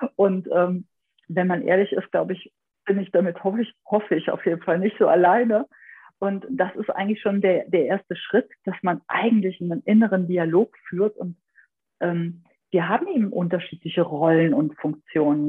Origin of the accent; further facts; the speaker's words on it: Aachen area, North Rhine-Westphalia, Germany; ich komme so ein bisschen aus dem Aachener Raum